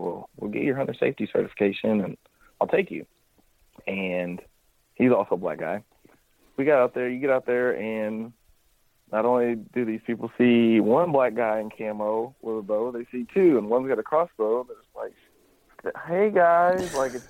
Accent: Missouri, United States; also born or lived in Kentucky; I was born in Kentucky, grew up in Missouri, and, like, Kentucky's further in the south.

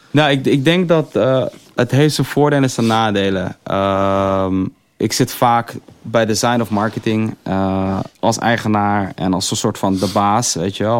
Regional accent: Amsterdam, North Holland, Netherlands; ik zeg dat ik uit Amsterdam kom

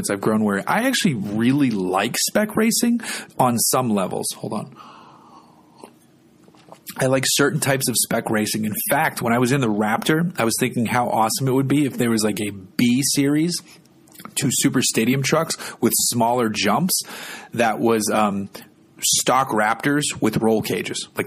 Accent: California, United States; also born or lived in Massachusetts; I'm from California and Massachusetts, so I also have zero contacts with this.

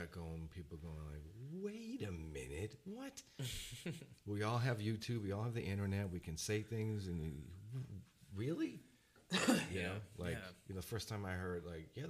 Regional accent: United States; And I'm an American.

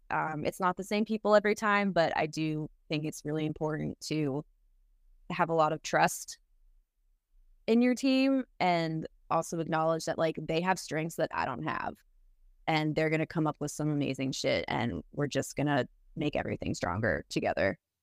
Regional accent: Boston, Massachusetts, United States; moved away as an adult; now in Nashville, United States; I'm from Boston, Massachusetts originally

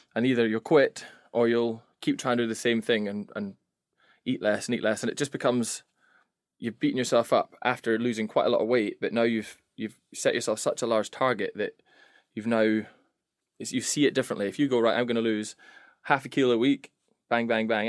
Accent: Scotland, United Kingdom; moved away as an adult; now in England; I'm the Scot.

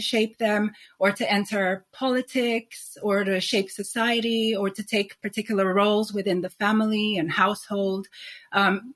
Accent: Nigeria; also born or lived in Sweden / Spain / New York; now in London, United Kingdom; So growing up in Nigeria

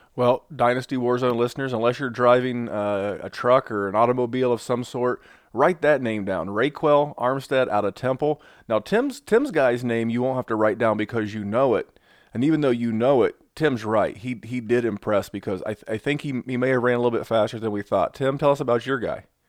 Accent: Indianapolis, Indiana, United States; my hometown of, uh, Indianapolis

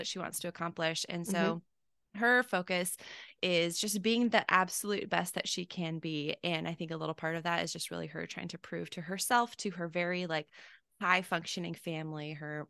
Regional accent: California, United States; I'm originally from California, mm-hmm. spent a little bit of time down in San Diego.

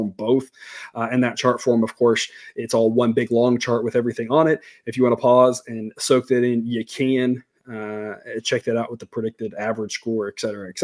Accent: Corpus Christi, Texas, United States; I grew up in Corpus Christi

